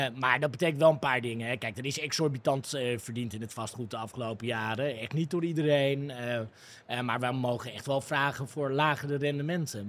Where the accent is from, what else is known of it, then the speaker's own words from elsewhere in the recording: Amsterdam, North Holland, Netherlands; toen ik opgroeide in Amsterdam